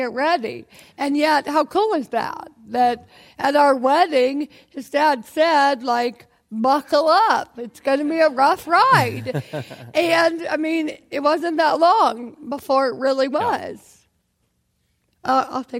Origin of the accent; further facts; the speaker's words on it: Athens, Georgia, United States; moved away as an adult; I'm from Georgia.